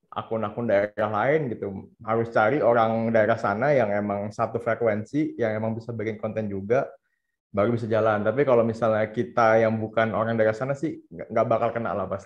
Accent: Jakarta, Indonesia; Soalnya kan gue Chinese uh, Tionghoa Jakarta, ya, Jakarta Jakut Kelapa Gading gitu.

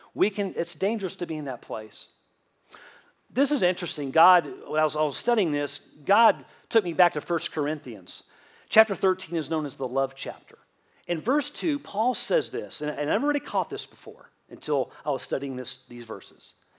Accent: Southeast Tennessee near Chattanooga, United States; In the first half of my childhood, I grew up in South Florida near Miami. And then the second half of my childhood, I grew up in Southeast Tennessee near Chattanooga.

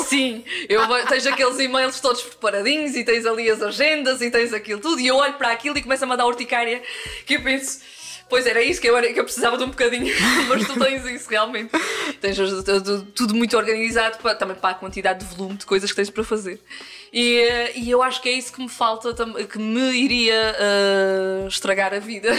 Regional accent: Angra do Heroísmo, Azores, Portugal; no Conselho de Angra do Heroísmo, freguesia de Santa Bárbara

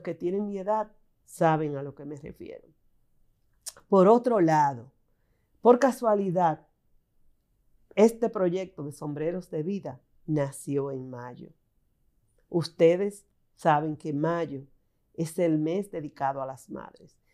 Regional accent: San Juan de la Maguana, San Juan, Dominican Republic; mis padres me permitieron formar parte de su grupo de jóvenes, siendo yo una niña, en San Juan de la Maguana

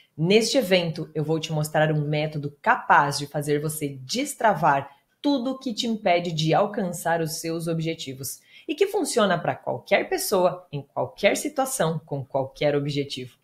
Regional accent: interior of Paraná, Brazil; Eu venho do interior do Paraná, filha de bancário e de professora, mais velha de seis irmãos

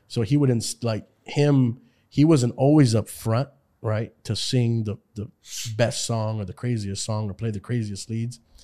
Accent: Houston, Texas, United States; moved away as an adult; now in California, United States; I am from Houston, Texas

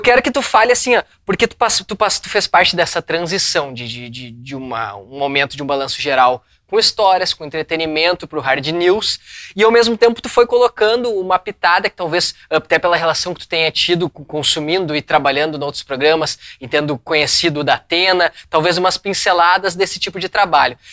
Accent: Rio Grande do Sul, Brazil; nós que somos gaúchos

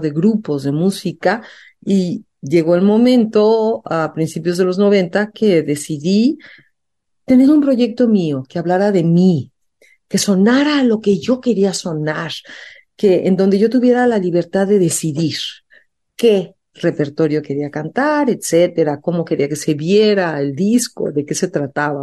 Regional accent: Mexico; me fui becada afuera de México a estudiar diseño, no dejé de cantar. Y a mi regreso a México

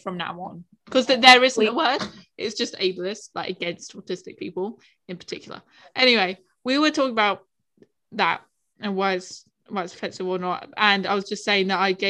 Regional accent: United Kingdom; I'm British

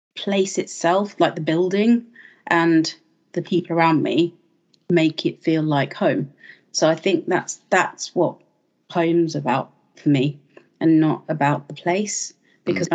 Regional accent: London, United Kingdom; moved away as an adult; I was born and brought up in London

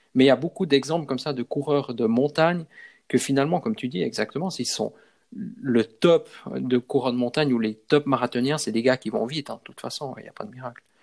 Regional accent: Switzerland; par chez nous en Suisse

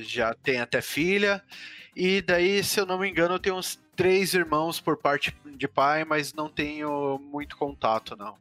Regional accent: Curitiba, Paraná, Brazil; also born or lived in Londrina; sou de Londrina, vim para Curitiba com três anos

